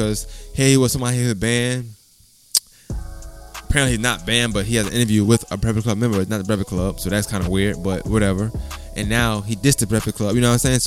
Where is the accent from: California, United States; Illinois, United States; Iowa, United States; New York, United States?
New York, United States; I'm from New York